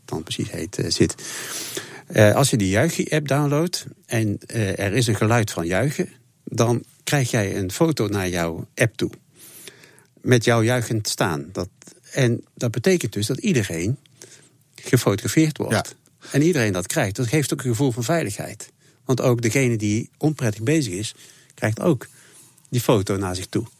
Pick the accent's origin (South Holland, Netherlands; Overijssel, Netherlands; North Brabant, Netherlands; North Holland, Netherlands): North Brabant, Netherlands; Tilburg; ik ben zelf een Tilburger